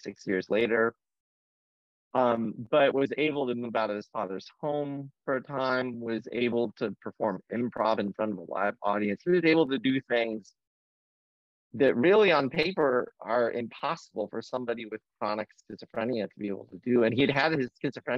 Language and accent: English; Fort Wayne, Indiana, United States; moved away as an adult; also born or lived in St. Louis; now in Boston, United States; I grew up in the Midwest in Fort Wayne, Indiana.